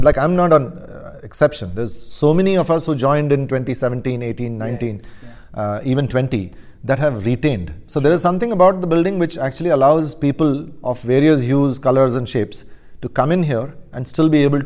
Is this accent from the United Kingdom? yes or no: no; India; So I was India boy. I was basically all over